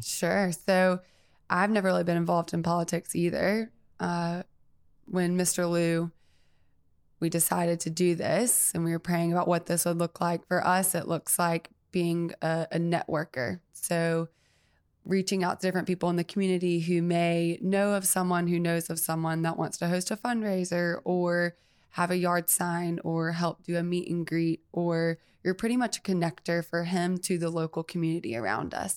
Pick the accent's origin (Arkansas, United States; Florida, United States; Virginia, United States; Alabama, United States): Alabama, United States; Mobile; also born or lived in Birmingham, Alabama; I am born and raised in Mobile, Alabama